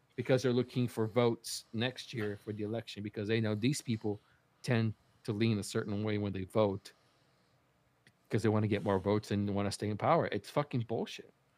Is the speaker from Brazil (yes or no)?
yes; Brazil; moved away; I was growing up in Brazil